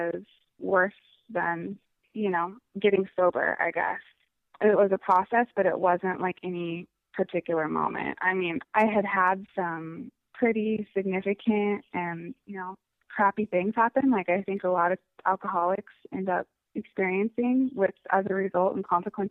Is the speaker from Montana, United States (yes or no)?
yes; Missoula, Montana, United States; moved away as an adult; now in Seattle, United States; I currently live in Seattle, Washington. I am actually a Montana native, so I grew up in Missoula, Montana